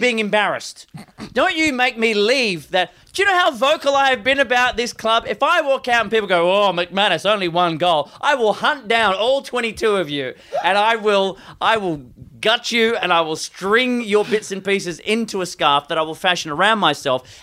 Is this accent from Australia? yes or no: yes; West Coast of Australia, Western Australia, Australia; I'm from the West Coast of Australia